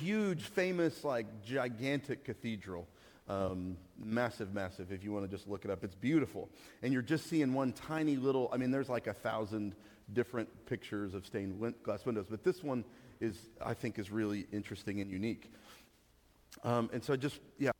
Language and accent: English; Amarillo, Texas, United States; moved away; I come from Amarillo